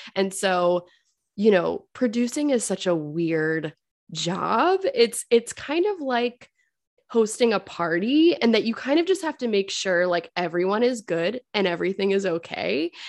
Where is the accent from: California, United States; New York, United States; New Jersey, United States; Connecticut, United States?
Connecticut, United States; Fairfield; I grew up in Fairfield, Connecticut